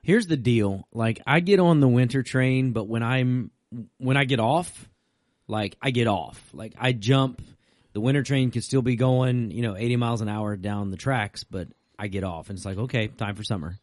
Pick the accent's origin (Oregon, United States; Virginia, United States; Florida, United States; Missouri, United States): Virginia, United States; also born or lived in North Carolina; growing up in Virginia.